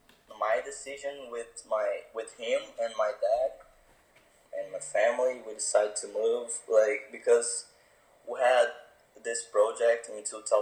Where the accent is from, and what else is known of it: Brazil; born or raised there; English is a second language; moved away as an adult; now in Florida, United States